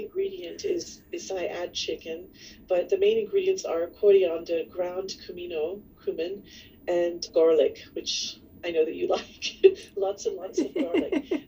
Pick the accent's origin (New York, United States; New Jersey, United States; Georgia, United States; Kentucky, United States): Kentucky, United States; I was going to school in Kentucky back in, you know, the 70s and 80s, there weren't a lot of other people like me around